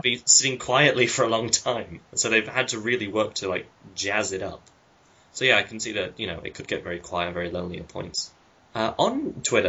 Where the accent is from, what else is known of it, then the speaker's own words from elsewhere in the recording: United Kingdom; as a British guy